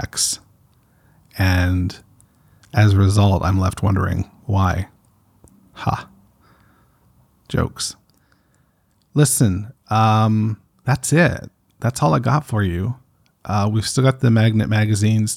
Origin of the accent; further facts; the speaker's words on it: Canada; I'm Canadian